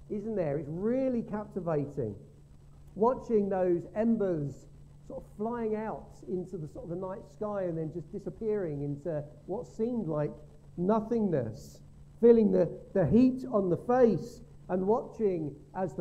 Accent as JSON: {"language": "English", "town": "Gravesend", "region": "South East England", "country": "United Kingdom", "tie": "born or raised there", "said": "we grew up in Gravesend Methodist Church"}